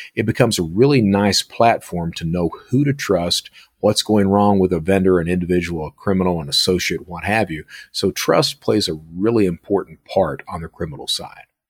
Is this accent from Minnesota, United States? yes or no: no; Hazard, Kentucky, United States; moved away; I'm from Hazard, Kentucky